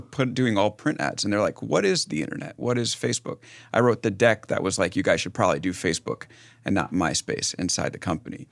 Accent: West Hempstead, New York, United States; moved away as an adult; also born or lived in San Francisco; I'm, uh, from Long Island

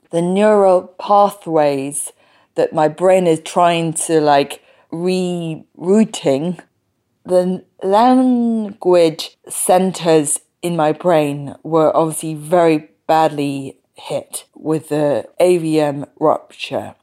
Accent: London, United Kingdom; first language English; I was born in London

